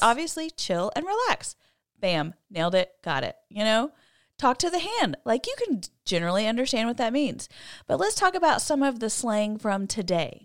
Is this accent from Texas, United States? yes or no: yes; College Station, Texas, United States; I grew up in College Station where Texas A and M is